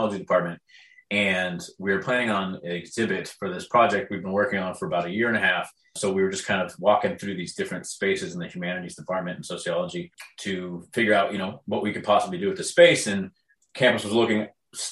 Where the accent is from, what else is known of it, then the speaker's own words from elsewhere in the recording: San Juan Capistrano, California, United States; also born or lived in Dana Point, California; I grew up in San Juan Capistrano, which is only about 20 to 30 minutes south of Irvine. That's where, my first formative years, probably 1 through 12 years old